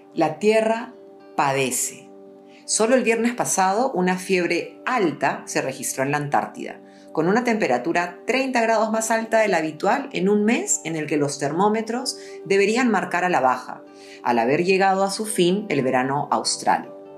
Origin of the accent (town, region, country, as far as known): Peru